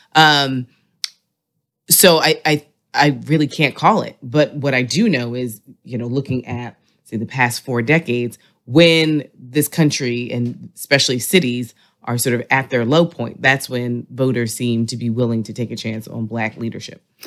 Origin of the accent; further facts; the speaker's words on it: New York City, New York, United States; I represent Hollis Queens